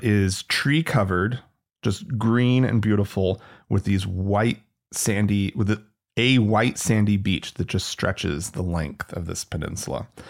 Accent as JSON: {"language": "English", "country": "United States", "said": "As an American"}